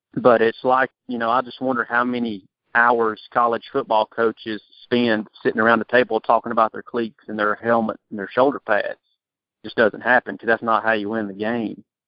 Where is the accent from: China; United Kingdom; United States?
United States; Georgia; I'm from Georgia